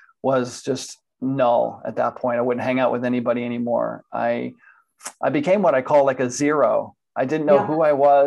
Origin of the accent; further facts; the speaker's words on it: Miami, Florida, United States; moved away as an adult; now in Atlanta, United States; I was born in Miami, Florida, and I spent pretty much 40 years in Florida growing up. And I'm now currently in Atlanta, Georgia